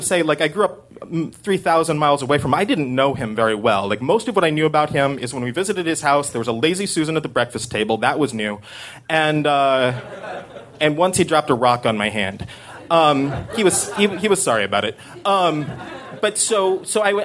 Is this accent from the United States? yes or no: yes; Corvallis, Oregon, United States; now in New York, United States; I grew up in Corvallis, Oregon